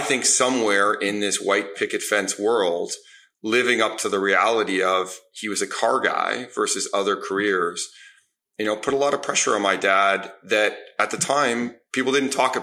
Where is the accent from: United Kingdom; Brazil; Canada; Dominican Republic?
Canada; Toronto, Ontario; I grew up in Toronto on the east side